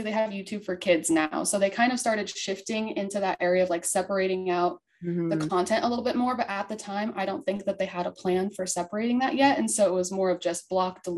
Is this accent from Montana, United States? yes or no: yes; Montana, United States; I came from Montana